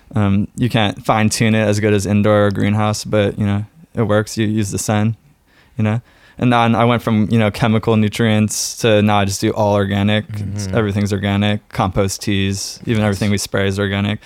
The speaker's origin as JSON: {"language": "English", "town": "San Francisco", "region": "California", "country": "United States", "tie": "born or raised there", "moved": "yes", "lives_now": "Oregon, United States", "said": "growing up in San Francisco"}